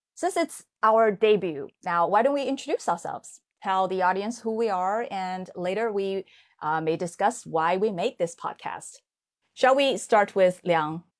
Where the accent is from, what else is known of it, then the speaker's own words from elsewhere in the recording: Hangzhou, Zhejiang, China; Hangzhou is actually my hometown